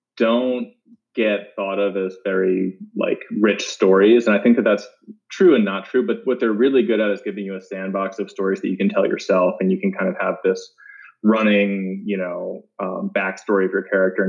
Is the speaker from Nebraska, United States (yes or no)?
no; Baltimore, Maryland, United States; moved away as an adult; I was born and raised in Baltimore and lived there until I went to college